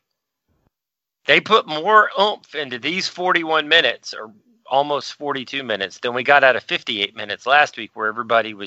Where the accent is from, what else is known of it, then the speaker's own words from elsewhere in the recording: Dallas, Texas, United States; growing up in Dallas